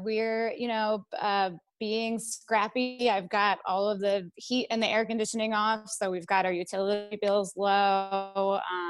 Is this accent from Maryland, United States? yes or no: yes; Frederick, Maryland, United States; Growing up, Frederick actually had the nickname Fredneck.